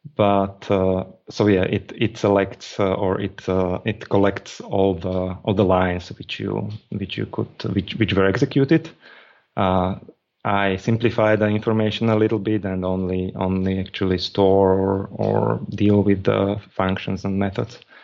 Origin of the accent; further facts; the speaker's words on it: Slovakia; I'm from Slovakia, and I'm in Slovakia.